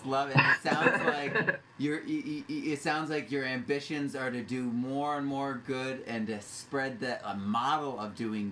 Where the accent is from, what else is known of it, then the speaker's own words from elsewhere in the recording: New England, United States; moved away; also born or lived in New York; I'm from the East Coast. I was at school at NYU, but I grew up in New England, so in Vermont and New Hampshire